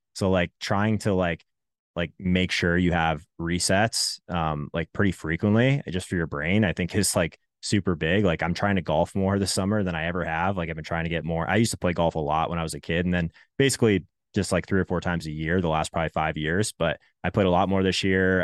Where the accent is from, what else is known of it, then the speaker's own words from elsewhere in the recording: Arizona, United States; moved away as an adult; also born or lived in Canada; I grew up in Arizona till I was eighteen, also lived in three, for, in Canada for three years